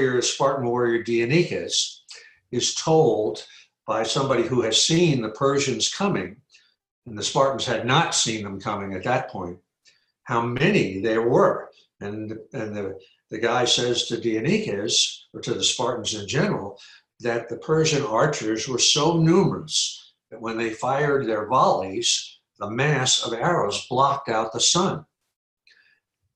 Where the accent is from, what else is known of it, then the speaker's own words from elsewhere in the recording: New York City, New York, United States; also born or lived in Trinidad; now in Los Angeles, United States; I'm from New York. You know, I was actually born in Trinidad in the West Indies, but my family came home to New York when I was 3 months old, and I grew up there entirely, you know, in the around New York City, in the suburbs and in the city.